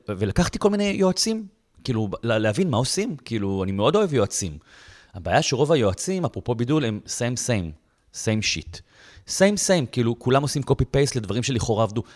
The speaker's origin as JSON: {"language": "Hebrew", "town": "Bat Yam", "region": "Tel Aviv District", "country": "Israel", "tie": "born or raised there", "moved": "yes", "lives_now": "Tel Aviv, Israel", "said": "נולדתי בבת ים, אני לא מתל אביב, אני לא, היום אני בתל אביב"}